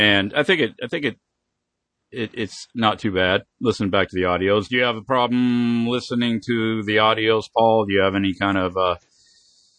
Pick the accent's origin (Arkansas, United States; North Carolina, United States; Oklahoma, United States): Oklahoma, United States; I'm from Oklahoma